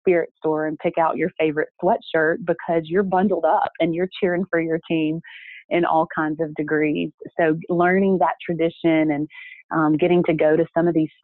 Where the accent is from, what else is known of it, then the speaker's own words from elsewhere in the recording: Hattiesburg, Mississippi, United States; moved away as an adult; also born or lived in Mobile, Alabama / Oxford, Mississippi; now in Bloomington, United States; in Hattiesburg, Mississippi, my hometown, my father-in-law coached at Southern Miss, which is in my hometown of Hattiesburg.